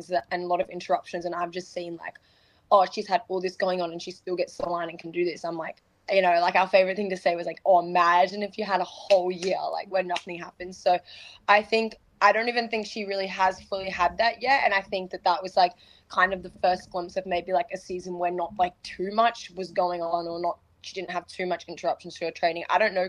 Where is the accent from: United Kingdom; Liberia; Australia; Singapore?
Australia; moved away; also born or lived in Florida, United States; in my own like home country